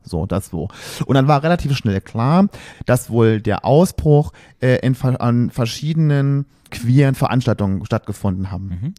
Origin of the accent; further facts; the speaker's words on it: Berlin, Germany; wir kommen aus Berlin